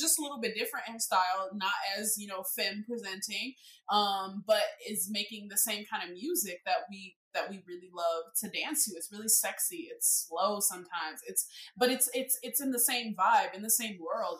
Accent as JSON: {"language": "English", "town": "Chicago", "region": "Illinois", "country": "United States", "tie": "born or raised there", "said": "I live in Chicago. I was born and raised on the South Side"}